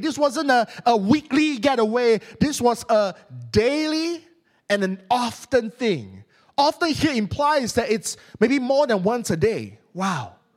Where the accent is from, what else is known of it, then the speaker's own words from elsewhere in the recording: Malaysia; accent: Malaysian English; I'm Malaysian